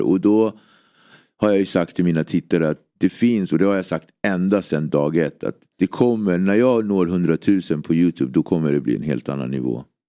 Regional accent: Nacka, Stockholm County, Sweden; Jag är uppväxt i Nacka, en väldigt eh, idyllisk förort.

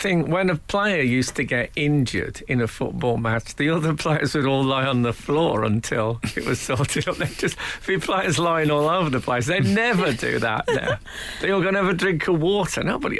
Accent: Oldbury, West Midlands, United Kingdom; also born or lived in West Bromwich; I was born in West Bromwich at what was then Hallam Hospital.

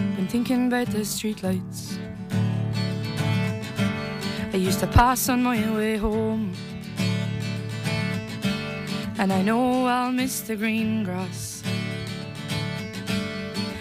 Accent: Leitrim, Connacht, Ireland; moved away as an adult; now in Tenerife, Spain; whenever I came back home to Leitrim

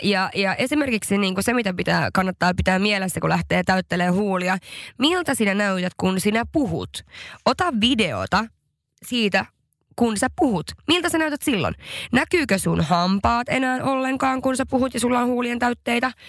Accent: Haparanda, Norrbotten County, Sweden; mä oon kotoisin Haaparannasta

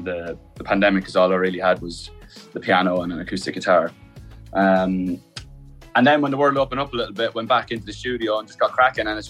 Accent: Ireland; being Irish, playing at home

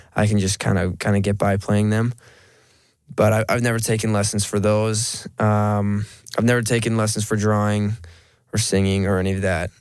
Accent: Monroe, Washington, United States; moved away as an adult; now in Las Vegas, United States; I'm a kid from Monroe, Washington. I I grew up with four sisters

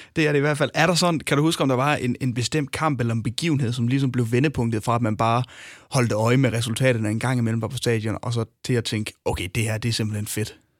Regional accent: North Jutland, North Denmark Region, Denmark; nu kommer jeg selv fra Nordjylland

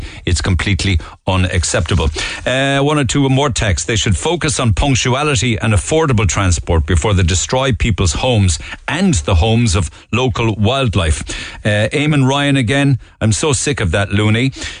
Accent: Douglas, United Kingdom; I grew up in Douglas. I remember Douglas in the 70s, 80s and 90s, and I have to say, they have wrecked it.

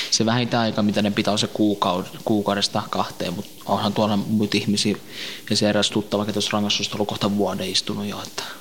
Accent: northern Iraq, Iraq; kun mä oon Irakin kurdi, niin mä oon Pohjois-Irakista

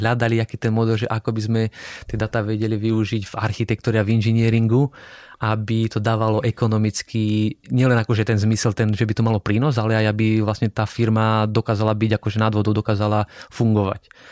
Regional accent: Slovakia; moved away as an adult; also born or lived in Strasbourg, France; now in Prague, Czech Republic; doma na Slovensku

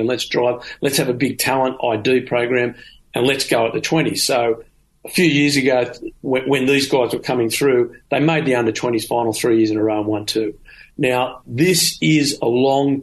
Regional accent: Australia; as an Australian

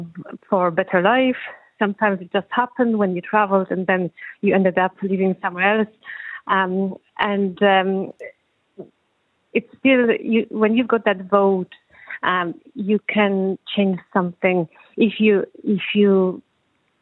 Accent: Poland; now in Ireland; I'm still from Poland

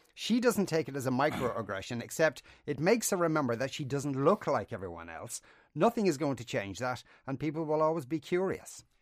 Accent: Ireland; I'm a white Irish man

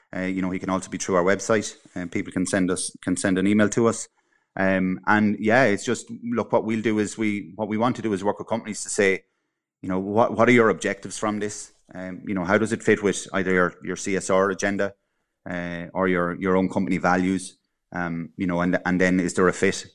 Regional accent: Cavan, Ulster, Ireland; moved away; I'm originally from Cavan

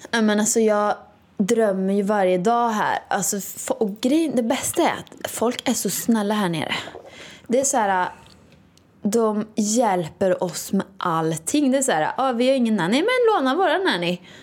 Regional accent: Åmål, Västra Götaland, Sweden; now in Stockholm, Sweden; Åmål då, där jag kommer ifrån.

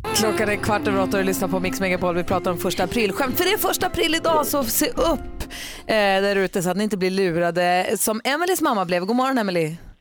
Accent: Luleå, Norrbotten County, Sweden; moved away; jag är uppvuxen i Luleå

